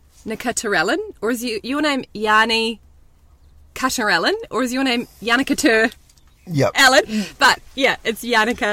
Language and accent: English; New Zealand; I'm Kiwi.